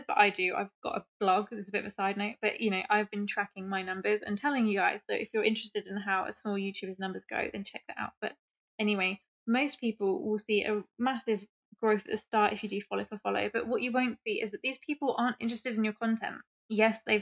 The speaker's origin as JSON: {"language": "English", "region": "England", "country": "United Kingdom", "said": "I'm English"}